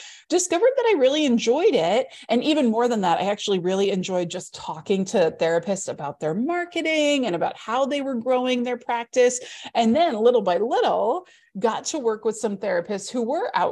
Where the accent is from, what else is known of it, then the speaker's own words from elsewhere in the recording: Midwest, United States; growing up in the Midwest